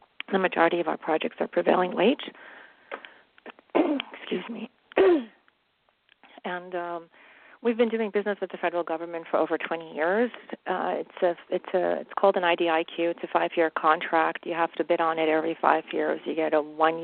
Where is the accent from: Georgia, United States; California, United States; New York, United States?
New York, United States; New York City; moved away as an adult; also born or lived in Jordan; now in Los Angeles, United States; We immigrated to New York City in 1969 from, I was born in Jordan